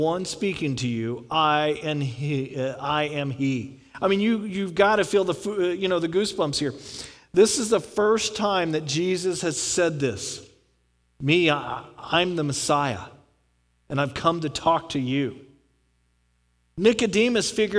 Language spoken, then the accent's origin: English; Houston, Texas, United States; moved away; I grew up in Houston, Texas